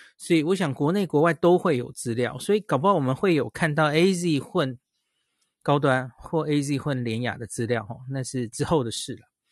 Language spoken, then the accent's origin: Chinese; Taiwan; 对我们台湾人来说